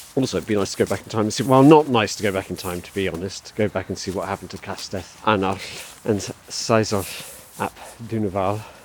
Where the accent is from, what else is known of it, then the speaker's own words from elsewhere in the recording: Somerset, South West England, United Kingdom; moved away; I grew up in Somerset, very rural county